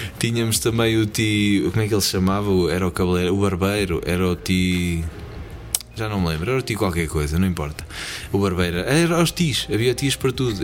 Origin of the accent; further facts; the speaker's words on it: Portugal; moved away as an adult; passei, passei, ah, pá, a minha juventude em Portugal e vim-me embora com vinte e cinco anos